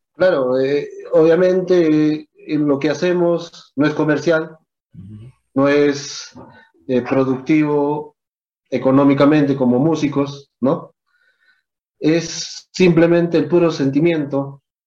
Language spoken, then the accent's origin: Spanish; Peru; nuestra historia de acá como peruanos